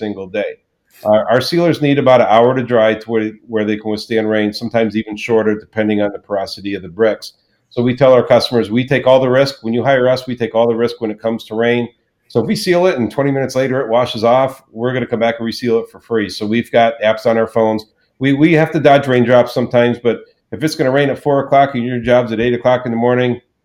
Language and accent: English; Florida, United States; also born or lived in Charleston, South Carolina; we decided to come to Florida, which is originally where I was raised.